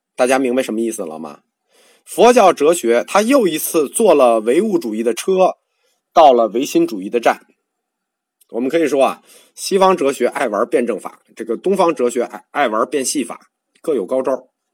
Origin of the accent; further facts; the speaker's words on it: China; 我们中国人不熟啊